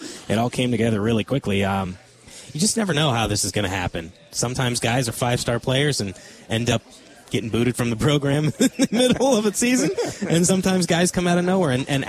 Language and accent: English; Minnesota, United States; born there; That's because I'm not originally from Wisconsin.